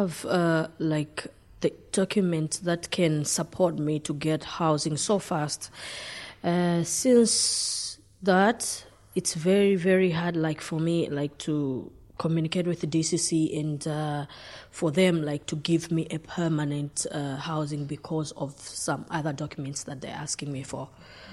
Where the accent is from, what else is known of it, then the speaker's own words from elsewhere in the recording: Zambia; moved away as an adult; also born or lived in Portlaoise; now in Ireland; I'm from Zambia